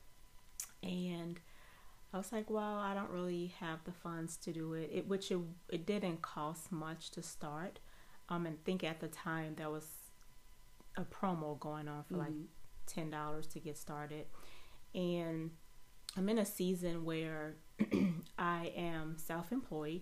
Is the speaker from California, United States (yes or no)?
no; New Orleans, Louisiana, United States; I am originally from New Orleans, Louisiana